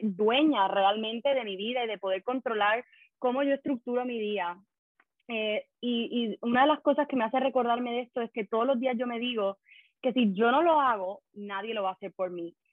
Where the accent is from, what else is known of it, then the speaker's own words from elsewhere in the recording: Puerto Rico; also born or lived in Madrid; now in Brussels, Belgium; yo soy de Puerto Rico también